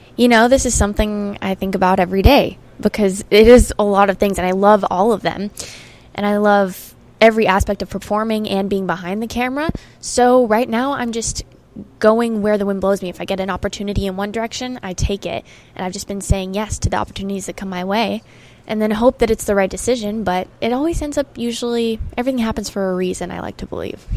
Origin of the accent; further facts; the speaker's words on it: Arizona, United States; I grew up in Arizona